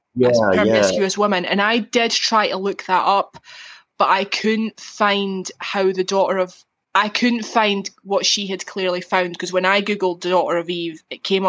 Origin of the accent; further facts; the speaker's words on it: Scotland, United Kingdom; I'm Scottish, but I don't live in Glasgow. I'm not from Glasgow.